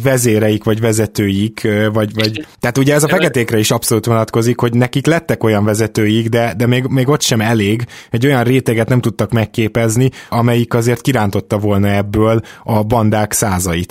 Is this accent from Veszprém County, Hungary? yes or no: no; Budapest, Hungary; én is Délpesten nőttem föl